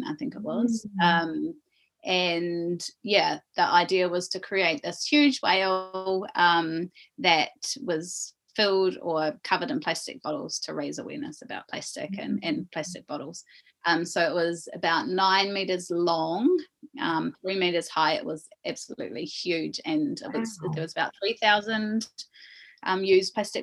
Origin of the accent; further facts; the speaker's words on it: Coromandel, Waikato, New Zealand; We grew up in the Coromandel for a time